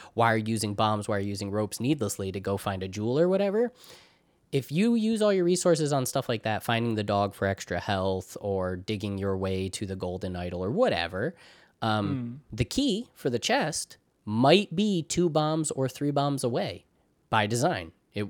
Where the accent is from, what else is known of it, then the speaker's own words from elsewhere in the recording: New York, United States; like for example, I'm from New York, right? But I am not from New York City.